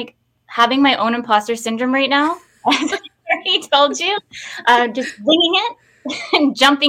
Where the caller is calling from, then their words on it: Victoria, British Columbia, Canada; today I'm calling in from Victoria, BC. It's 12 here. It's a little chilly